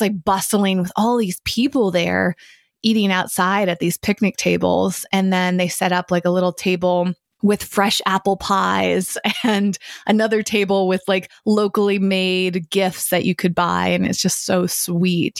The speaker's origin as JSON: {"language": "English", "region": "Massachusetts", "country": "United States", "tie": "born or raised there", "also_born_or_lived": "San Francisco", "moved": "yes", "lives_now": "Los Angeles, United States", "said": "my hometown where I grew up in Massachusetts"}